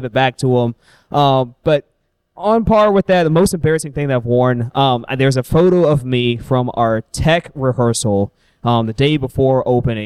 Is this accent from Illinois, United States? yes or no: yes; Illinois, United States; I'm from Illinois.